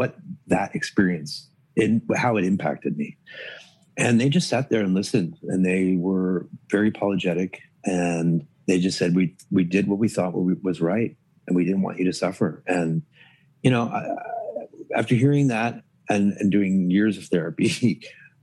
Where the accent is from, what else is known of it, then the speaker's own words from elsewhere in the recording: Toronto, Ontario, Canada; moved away; also born or lived in Dallas, Texas / New York; I grew up in Toronto